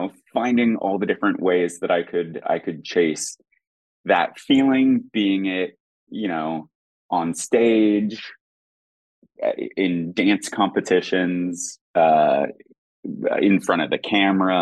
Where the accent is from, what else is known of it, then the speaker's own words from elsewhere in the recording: Oregon, United States; growing up in Oregon